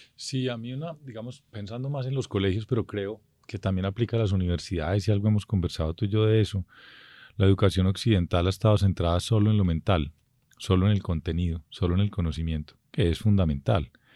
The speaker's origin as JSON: {"language": "Spanish", "country": "Colombia", "said": "somos un país que es un arco de culturas"}